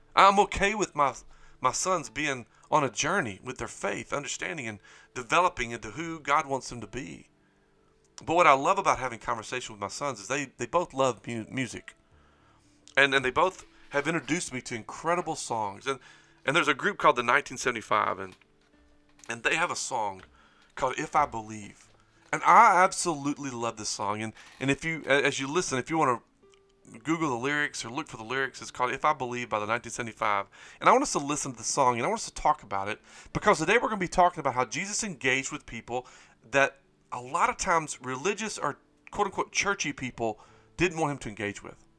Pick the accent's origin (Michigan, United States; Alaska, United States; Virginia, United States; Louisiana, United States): Louisiana, United States; Springhill; I grew up in Spring Hill, Louisiana